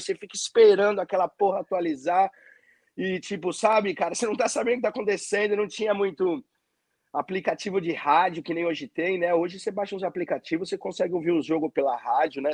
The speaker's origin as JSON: {"language": "Portuguese", "region": "São Paulo", "country": "Brazil", "tie": "born or raised there", "moved": "as an adult", "said": "eu nascido e criado em São Paulo, nunca tinha viajado"}